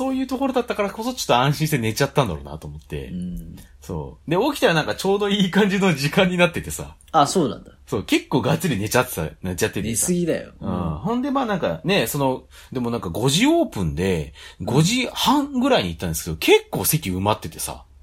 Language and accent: Japanese; Sayama, Saitama, Japan; born there; 生まれは狭山市なんですけど